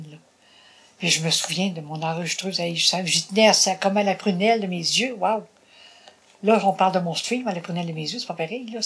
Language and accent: French; Bas-du-Fleuve, Quebec, Canada; moved away as an adult; also born or lived in Longueuil, Quebec / Châteauguay, Quebec; je suis retournée dans le bas du fleuve.